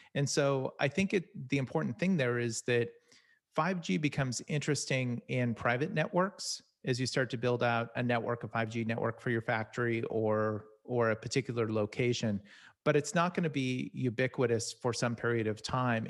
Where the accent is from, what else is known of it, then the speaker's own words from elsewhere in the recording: Silicon Valley, California, United States; I'm originally from Sal-, Silicon Valley